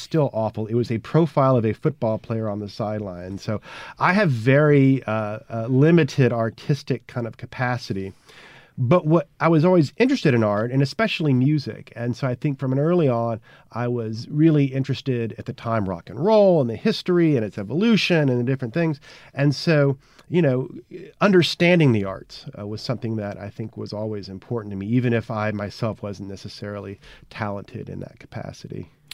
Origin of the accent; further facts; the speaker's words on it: Houston, Texas, United States; moved away as an adult; also born or lived in Connecticut; now in Mississippi, United States; I am a Texan by birth and grew up in Houston uh, back in the 1970s and 80s